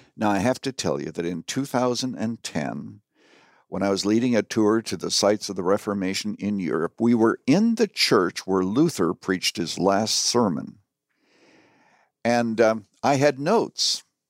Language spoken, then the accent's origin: English; Canada; now in United States; I was born and raised in Canada, but I am an American citizen